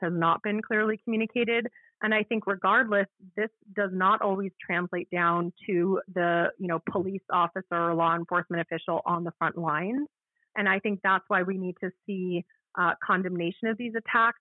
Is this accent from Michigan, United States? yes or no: no; Washington, District of Columbia, United States; born or raised there